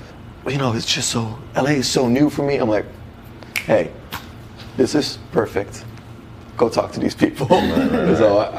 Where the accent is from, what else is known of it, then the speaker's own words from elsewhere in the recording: North Holland, Netherlands; moved away as an adult; now in United States; I'm from North Holland and Amsterdam is in North Holland.